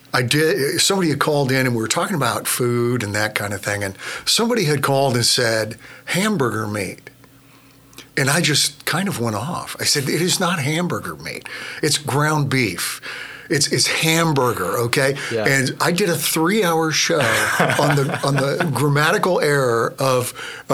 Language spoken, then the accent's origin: English; Seattle, Washington, United States; moved away as an adult; I grew up in Seattle.